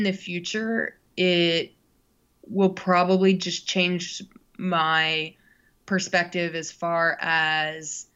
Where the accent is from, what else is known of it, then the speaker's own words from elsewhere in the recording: United States; as an American growing up in a pretty, you know, traditional family setting